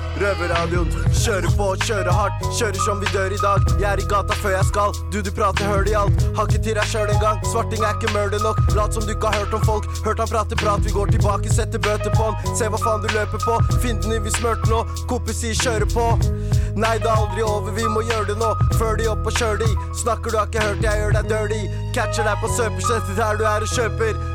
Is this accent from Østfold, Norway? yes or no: no; Oslo, Norway; Opprinnelig er jeg fra Eritrea, men jeg er født og oppvokst i Haugenstad. Stovner